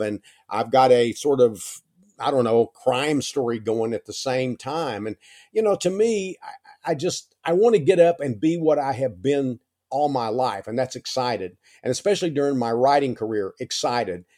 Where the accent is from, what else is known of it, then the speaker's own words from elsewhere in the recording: East Texas, United States; East Texas when I was growing up